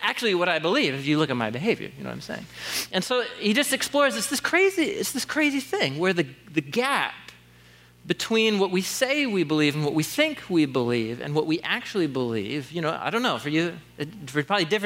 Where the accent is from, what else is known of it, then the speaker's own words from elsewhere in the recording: Portland, Oregon, United States; moved away as an adult; after moving back to Portland, so I was gone almost 10 years, and I grew up here in Southeast